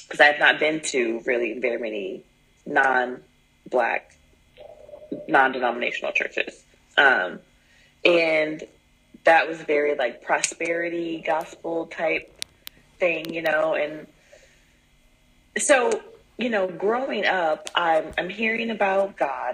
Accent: Midwest, United States; now in Southwest United States; I'm from the Midwest, and I'm in the Southwest United States now.

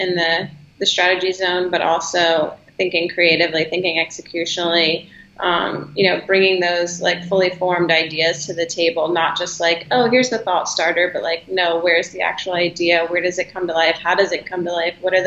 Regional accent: Charlottesville, Virginia, United States; moved away as an adult; also born or lived in Harrisonburg, Virginia / Richmond, Virginia; now in Los Angeles, United States; I'm originally from Charlottesville, Virginia

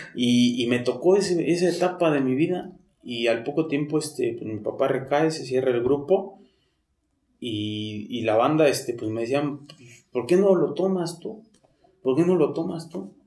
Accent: Mexico City, Mexico; Yo soy de aquí, de, de, por la Merced. Toda mi vida nací, crecí ahí por la Meche, Tepito, Corro Mayor, todo eso por ahí soy

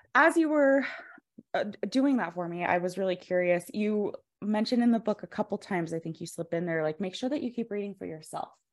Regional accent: Fort Collins, Colorado, United States; also born or lived in Greeley, Colorado; Fort Collins in Greeley, Colorado, so I got my master's from University of Northern Colorado

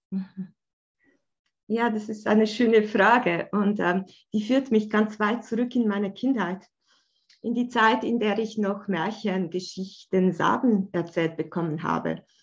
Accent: Bern, Switzerland; wie du schon gesagt hast, ich komme aus der Schweiz, aus Bern.

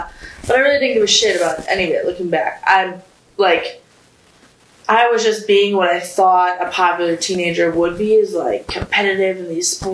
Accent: South Milwaukee, Wisconsin, United States; moved away; also born or lived in Iran; I'm from South Milwaukee, Wisconsin. It's a nice little town

